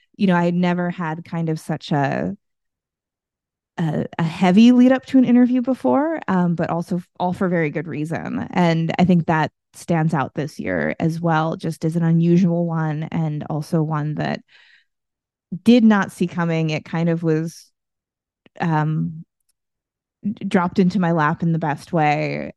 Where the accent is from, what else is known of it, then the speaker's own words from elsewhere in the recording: United States; I'm from the United States